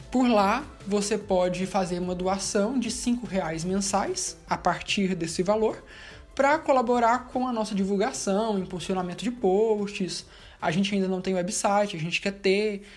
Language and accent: Portuguese; Anápolis, Goiás, Brazil; eu tenho 26 anos, eu sou de Anápolis, Goiás